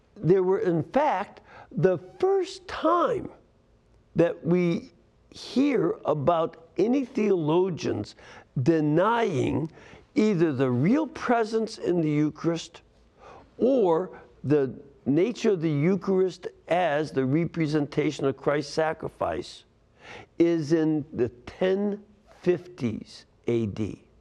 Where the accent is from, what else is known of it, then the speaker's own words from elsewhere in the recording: Hamilton, Ohio, United States; Hamilton, Ohio